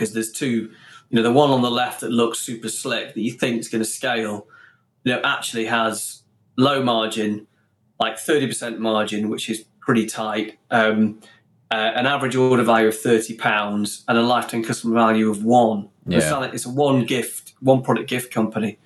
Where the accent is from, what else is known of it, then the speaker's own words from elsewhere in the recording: Stoke-on-Trent, West Midlands, United Kingdom; two boys from Stoke